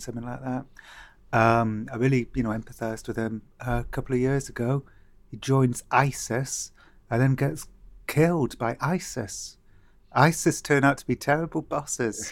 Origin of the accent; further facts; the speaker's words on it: Cardiff, Wales, United Kingdom; growing up in Cardiff